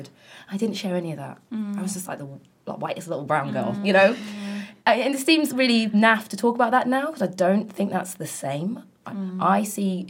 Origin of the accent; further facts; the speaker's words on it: London, United Kingdom; In South London, in Brixton and Kennington